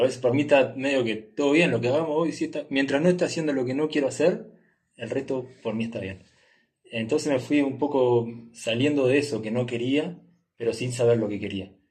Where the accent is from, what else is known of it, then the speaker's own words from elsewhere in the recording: Uruguay; moved away as an adult; de Uruguay, o nací en Uruguay